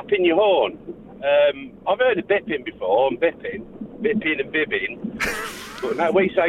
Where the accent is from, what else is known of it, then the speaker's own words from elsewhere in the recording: Nuneaton, West Midlands, United Kingdom; I am from Nuneaton near Coventry in Midlands.